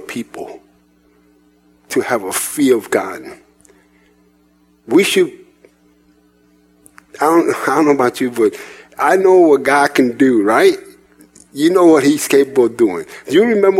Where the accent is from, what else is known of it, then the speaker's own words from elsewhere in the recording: New York City, New York, United States; moved away; also born or lived in Indiana; I was raised in New York City, in Manhattan